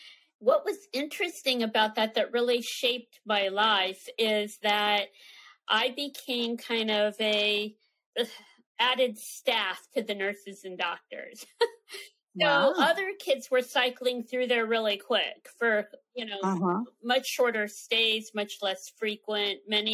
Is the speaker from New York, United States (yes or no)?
no; San Francisco, California, United States; born there; Sure. Well, I was born on the Presidio in San Francisco at Letterman Army Hospital. My father was in the service.